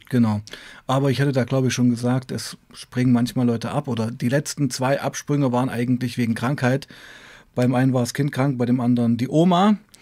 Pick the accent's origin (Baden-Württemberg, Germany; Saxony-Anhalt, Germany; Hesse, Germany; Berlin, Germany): Saxony-Anhalt, Germany; Weißenfels; moved away as an adult; also born or lived in Leipzig; ich bin in Weißenfels geboren und aufgewachsen, in Weißenfels, Sachsen-Anhalt